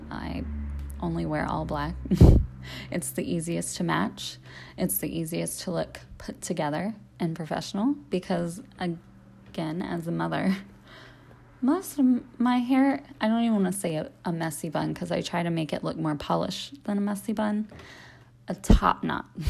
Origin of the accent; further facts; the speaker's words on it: Cincinnati, Ohio, United States; moved away as an adult; I am from Cincinnati, Ohio. I live here currently. I was born and raised here.